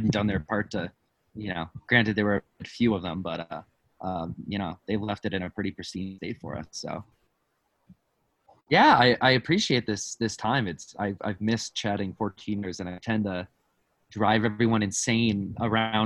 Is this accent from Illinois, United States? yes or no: no; Wisconsin, United States; now in Colorado, United States; I grew up in Wisconsin, as a Boy Scout